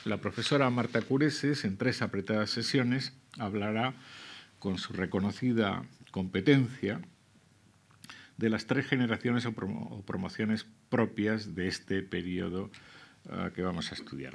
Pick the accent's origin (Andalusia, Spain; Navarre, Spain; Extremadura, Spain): Extremadura, Spain; Cáceres; also born or lived in Zamora / La Vera; now in Madrid, Spain; Yo que me crié, en, eh, nací en Zamora, eh, pero me crié en Cáceres